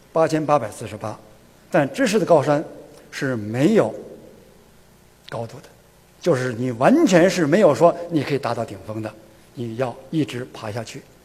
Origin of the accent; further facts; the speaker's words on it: China; 我是中国人年龄最大的